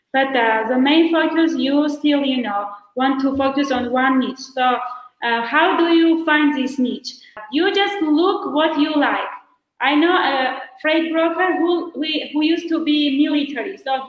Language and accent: English; Armenia; also born or lived in United States; I am joining you from Armenia. So I came here to open my agency